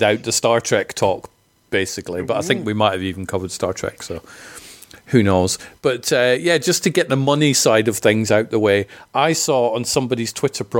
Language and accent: English; Scotland, United Kingdom; I'm from Scotland